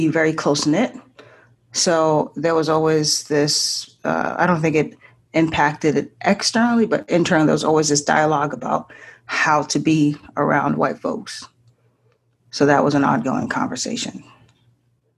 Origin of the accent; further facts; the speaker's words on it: Boston, Massachusetts, United States; also born or lived in Haiti / Japan; I'm originally from Haiti, grew up in the Boston area. I'm currently in Boston